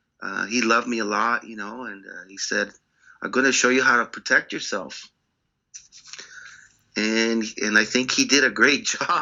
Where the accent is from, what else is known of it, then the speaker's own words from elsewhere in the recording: Pacoima, California, United States; moved away as an adult; also born or lived in London; I grew up just outside of Los Angeles, in Los Angeles County, a town called Pacoima. And Pacoima is it's very at the time, you know, it was very it was a hard place to grow up.